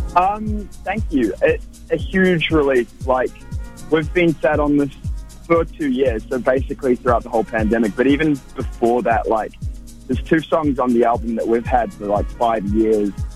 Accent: Wellington, New Zealand; moved away as an adult; also born or lived in Warkworth, New Zealand; now in Melbourne, Australia; I'm originally from Warkworth, which is like an hour north of Auckland, but then I moved to Wellington when I was ten years old

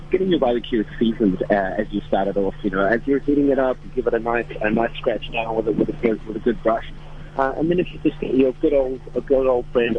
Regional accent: South Africa; moved away; I'm actually from South Africa

